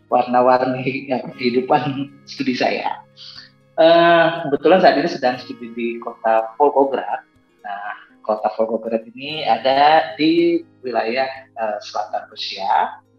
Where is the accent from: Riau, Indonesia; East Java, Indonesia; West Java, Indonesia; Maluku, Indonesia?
East Java, Indonesia; Malang; saya kebetulan berasal dari kota Malang ya ya teman-teman pernah pergi ke Kota Malang ya